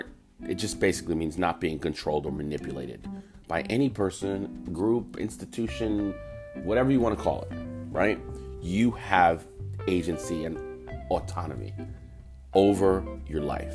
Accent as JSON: {"language": "English", "country": "United States", "tie": "born or raised there", "first_language": "English", "said": "being a American-born human being, and that being my first language"}